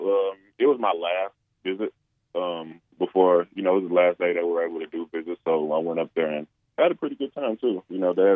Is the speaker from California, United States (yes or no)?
no; England, Arkansas, United States; no, I swear I'm from England. You know, and then, you know, eventually I'll go, nah, England, Arkansas.